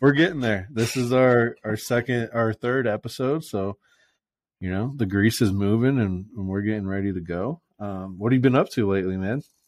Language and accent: English; Fort Myers, Florida, United States; moved away as an adult; now in Boise, United States; born and raised in Florida, Fort Myers, Naples area.